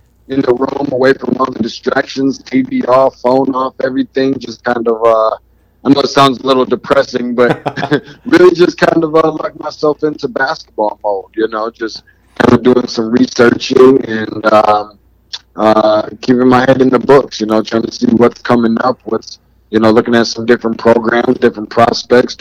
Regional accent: Lansing, Michigan, United States; now in Atlanta, United States; I'm originally from Lansing, Michigan, so I am a Spartan

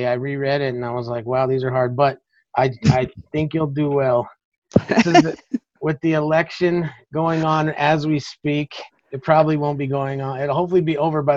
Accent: Alamosa, Colorado, United States; my hometown, Alamosa.

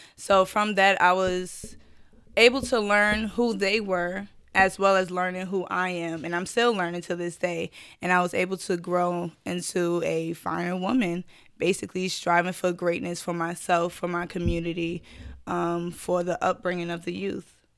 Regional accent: New York City, New York, United States; Born and raised from Brooklyn, New York

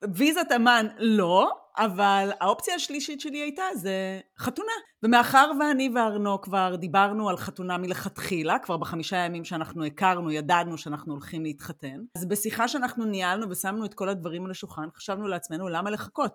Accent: Israel; moved away as an adult; אני חוזרת לישראל

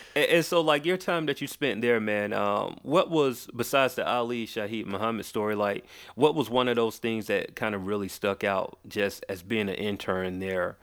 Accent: Macon, Georgia, United States; also born or lived in Atlanta; I was born here, but I was raised in a city called, uh, Macon

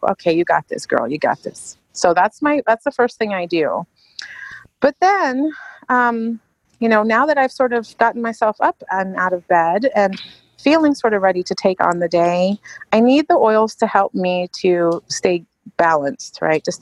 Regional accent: England, United Kingdom; I grew up in England, so it's a must have for me.

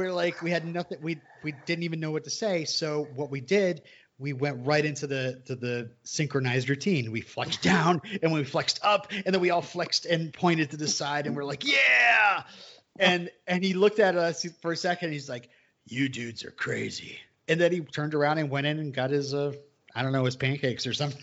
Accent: United States; I'm American

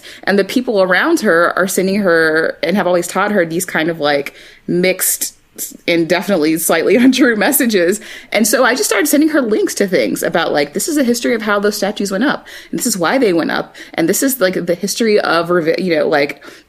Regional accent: Austin, Texas, United States; Liz and I both were born and raised in Texas, you know, which is, I mean, I'm from Austin, which is slightly, I mean, like people talk about Austin as being the liberal oasis, but Austin is still a very segregated city

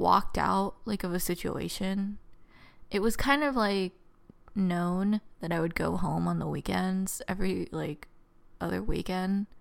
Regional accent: Southern California, United States; I was from, I'm from Southern California

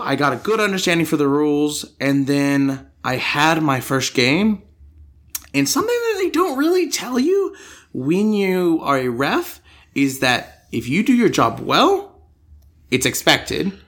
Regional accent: Denver, Colorado, United States; born or raised there; now in Australia

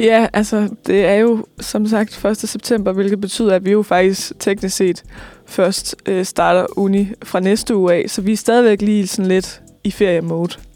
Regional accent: Lemvig, Central Denmark Region, Denmark; moved away; Jeg kommer fra Vestjylland. Mm. Øh, Lemvi nærmere bestemt

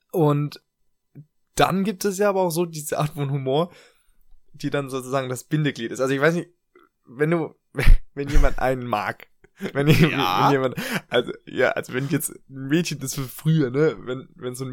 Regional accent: Germany; moved away; wir als Deutsche, wir beide.

